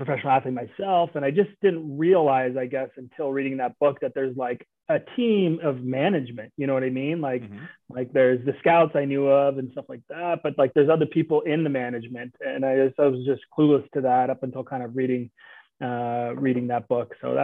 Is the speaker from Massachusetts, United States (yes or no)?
no; outside Oakland, California, United States; moved away; I grew up outside of Oakland, California, about 20 minutes east, basically.